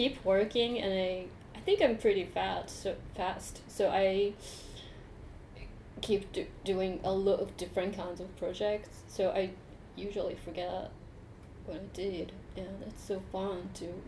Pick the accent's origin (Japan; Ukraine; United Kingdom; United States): Japan; English is a second language; growing up in Japan